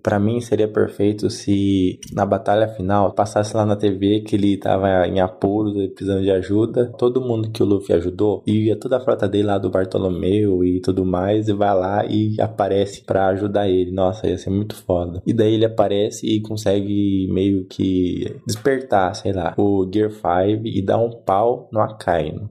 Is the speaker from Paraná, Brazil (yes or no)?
yes; Umuarama, Paraná, Brazil; sou de Umuarama, no Paraná